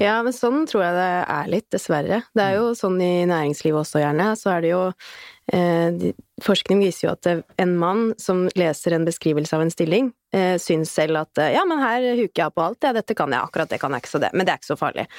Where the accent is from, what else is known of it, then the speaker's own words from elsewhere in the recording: Bærum, Akershus, Norway; kommer jeg fra Bærum